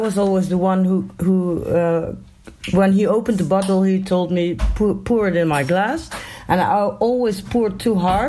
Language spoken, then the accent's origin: English; Eindhoven, North Brabant, Netherlands; I live in Eindhoven. It's like a 20-minute drive from Tilburg